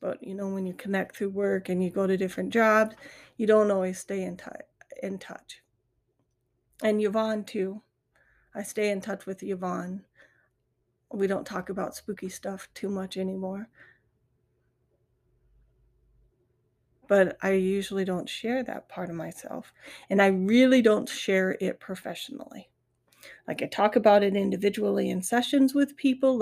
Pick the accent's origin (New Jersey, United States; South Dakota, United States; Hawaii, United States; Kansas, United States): South Dakota, United States; I'm from South Dakota. We have a lot of Native American land around us.